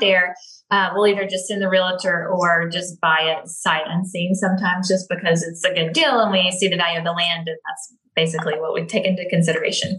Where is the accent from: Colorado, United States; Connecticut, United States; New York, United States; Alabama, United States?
Alabama, United States; Grand Bay; now in Las Vegas, United States; my family has rental properties. Has always had rental properties in my hometown